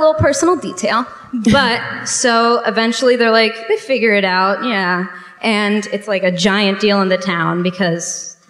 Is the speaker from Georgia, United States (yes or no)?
no; West Palm Beach, Florida, United States; West Palm Beach